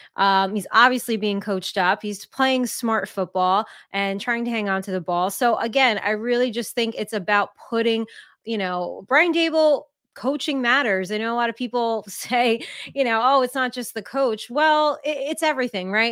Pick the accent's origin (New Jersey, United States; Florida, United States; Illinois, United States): New Jersey, United States; Jersey Shore; born and raised in New Jersey at the Jersey Shore